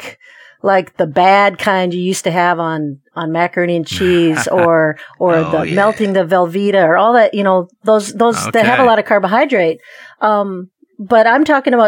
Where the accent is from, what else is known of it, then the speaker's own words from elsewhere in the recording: Minnesota, United States; I'm Minnesotan.